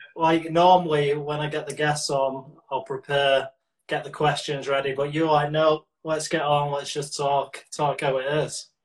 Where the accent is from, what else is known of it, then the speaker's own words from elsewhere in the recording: Manchester, North West England, United Kingdom; I'm from North Manchester, so uh, where I'm from, we'd never be classed as a Mancunian